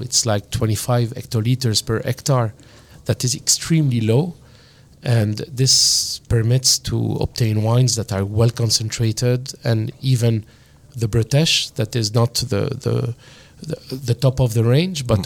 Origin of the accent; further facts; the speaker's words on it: Lebanon; accent: French-influenced; the influence of France in Lebanon is uh, absolutely real. Uh, you can hear that in my accent